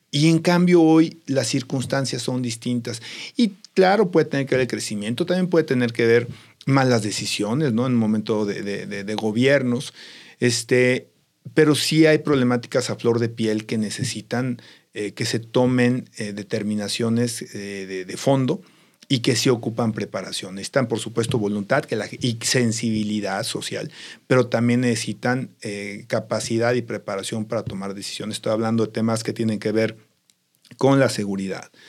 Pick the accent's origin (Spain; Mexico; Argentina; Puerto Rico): Mexico; Yo te digo, como elector y como mexicano, pues yo busco gente con capacidades.